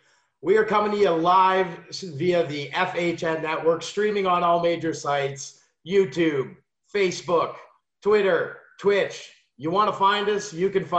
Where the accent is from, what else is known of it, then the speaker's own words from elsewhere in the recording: Sudbury, Ontario, Canada; from my hometown